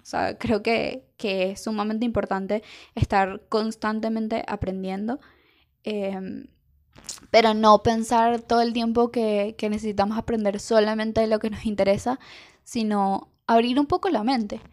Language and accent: Spanish; Venezuela; algo que nos pasa mucho como venezolanos